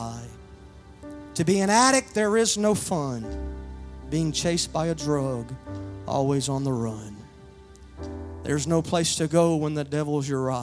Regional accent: Louisiana, United States; now in Odessa, United States; I'm originally from Louisiana, but I abide in Odessa now.

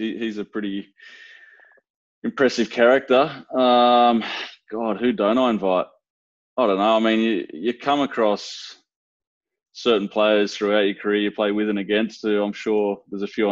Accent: Dubbo, New South Wales, Australia; moved away; also born or lived in Geelong, Victoria; growing up in Dubbo

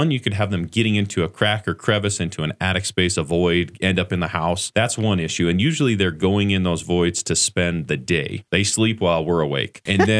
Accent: Flagstaff, Arizona, United States; I grew up in Flagstaff and I left after college, after graduating from NAU.

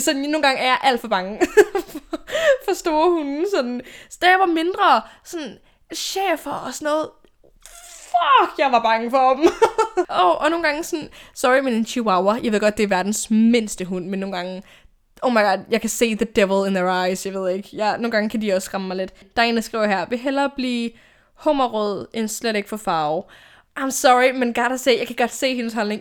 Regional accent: Odense, Southern Denmark, Denmark; now in Copenhagen, Denmark; min hjemby i Odense

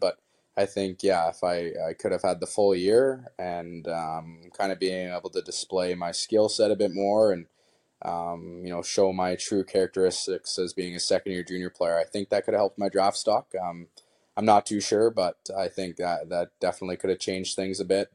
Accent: Kamloops, British Columbia, Canada; be from Kamloops and, uh, you know, growing up as a kid, I went to, you know, Blazer games all the time

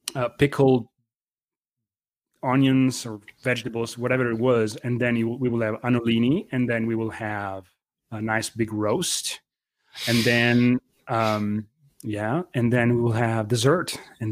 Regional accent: Lombardy, Italy; I am slightly outside of Milano. So my hometown, you know, my grandfather's, one was a blacksmith. The other one was in constructions. And their parents were farmers

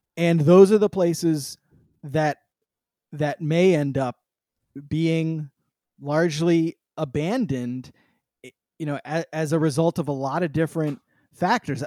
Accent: San Francisco, California, United States; I grew up in San Francisco during the very first dot

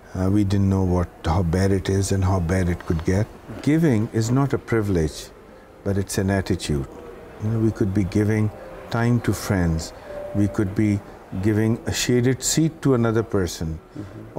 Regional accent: Karachi, Sindh, Pakistan; moved away as an adult; now in Dubai, United Arab Emirates; I come from Pakistan, so I started in Karachi in Pakistan

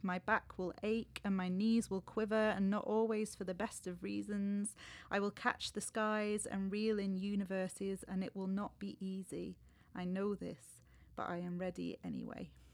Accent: Warrington, North West England, United Kingdom; I grew up in Warrington, really close to Liverpool and Manchester

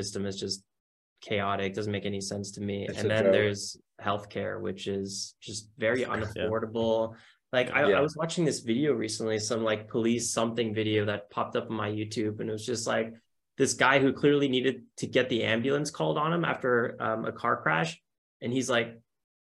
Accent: United States; moved away as an adult; also born or lived in Germany; now in Berlin, Germany; I was born in Germany, so I have a dual citizenship. And because I grew up in America

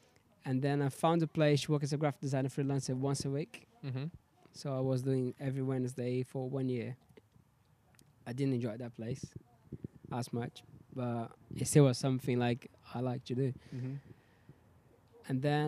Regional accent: Brazil; Like, I know what people say about Brazil, how dangerous it is and stuff, but I had a great moment

